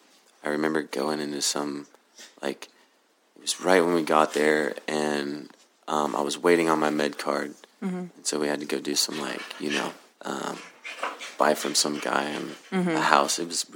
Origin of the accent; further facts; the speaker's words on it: Oklahoma City, Oklahoma, United States; moved away as an adult; also born or lived in Colorado; I was born and raised in Oklahoma City.